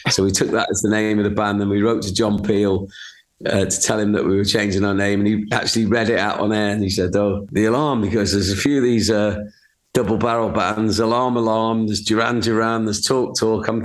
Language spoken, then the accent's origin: English; Rhyl, Wales, United Kingdom; But when I grew up in Rhyl, there was no one.